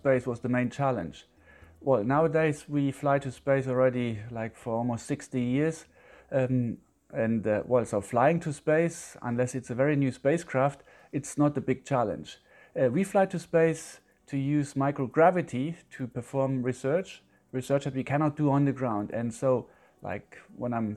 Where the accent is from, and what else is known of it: Germany; also born or lived in Leeds